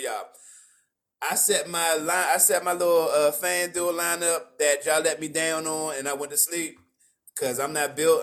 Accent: Prince George's County, Maryland, United States; also born or lived in Washington, D.C.; I'm from Maryland

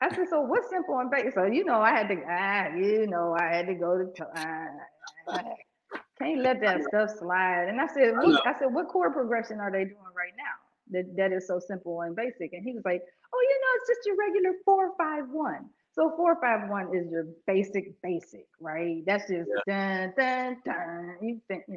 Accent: Pittsburgh, Pennsylvania, United States; also born or lived in Aliquippa, Pennsylvania; I'm from Pittsburgh originally, Pennsylvania

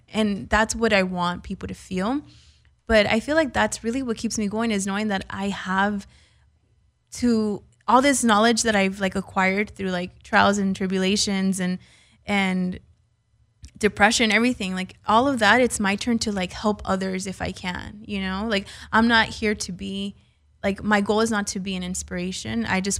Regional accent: California, United States; But I was born and raised in the Valley.

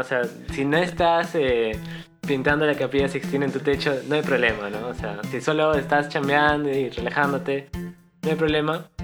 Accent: Peru

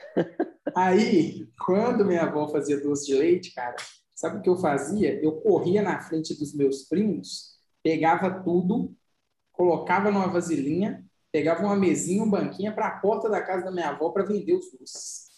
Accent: Santo Antônio do Itambé, Minas Gerais, Brazil; also born or lived in Serro, Minas Gerais; Nasci em Cerro, fui criado em Santo Antônio do Itambé

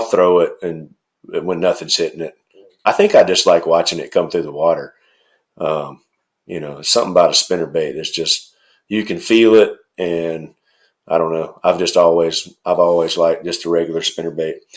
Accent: North Middle Tennessee, United States; moved away; I'm from Middle Tennessee, like North Middle Tennessee.

